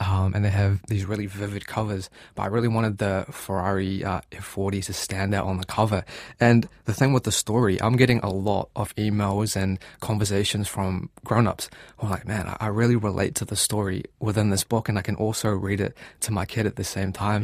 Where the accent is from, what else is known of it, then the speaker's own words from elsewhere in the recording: Gisborne, New Zealand; moved away as an adult; now in Auckland, New Zealand; I grew up in Gisborne